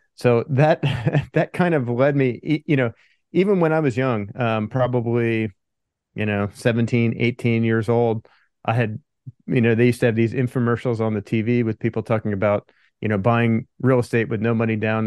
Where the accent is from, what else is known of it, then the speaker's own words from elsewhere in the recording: Pennsylvania, United States; moved away as an adult; also born or lived in California; I grew up in Pennsylvania, then I moved out to California after college.